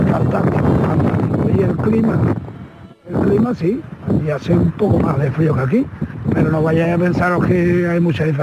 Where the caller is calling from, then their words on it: Seville, Andalusia, Spain; de Sevilla, soy la persona más fría del mundo, o sea que yo aquí en Sevilla estoy divinamente.